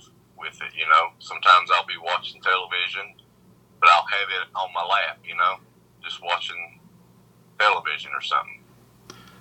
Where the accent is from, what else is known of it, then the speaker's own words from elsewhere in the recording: Pikeville, Kentucky, United States; also born or lived in Lexington, Kentucky / Berea, Kentucky; I was born in Pikeville. I've lived here all my life